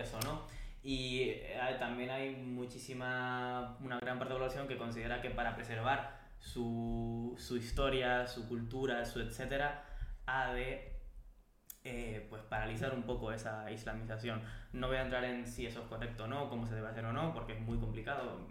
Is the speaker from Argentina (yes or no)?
no; Spain; nosotros como pueblo español